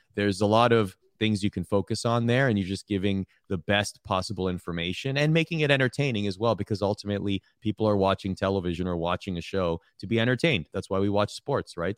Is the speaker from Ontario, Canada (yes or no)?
yes; Toronto, Ontario, Canada; I'm from Toronto